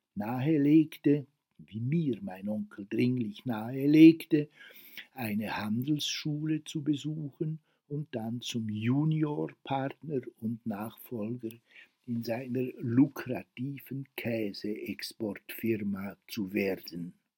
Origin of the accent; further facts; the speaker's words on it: Worb, Bern, Switzerland; also born or lived in Grindelwald; aus dem Dorf Worb, wo ich aufgewachsen bin